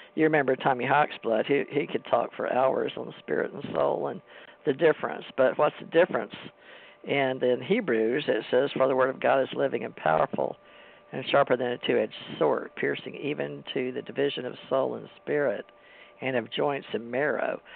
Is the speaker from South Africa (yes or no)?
no; United States; I was raised in America and I was raised Christian